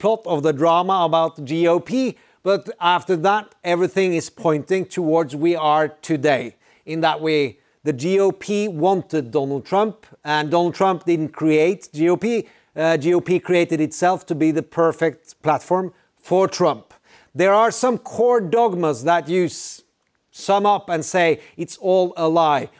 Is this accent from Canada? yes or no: no; Norway; I'm from Norway